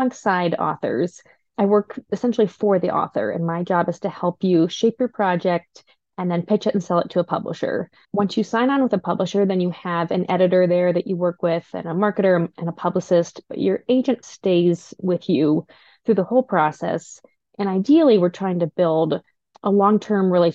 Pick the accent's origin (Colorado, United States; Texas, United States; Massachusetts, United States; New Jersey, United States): Colorado, United States; Denver; moved away as an adult; also born or lived in New York; I grew up in Denver, lived in New York for a little while, but I've been back here for almost 10 years now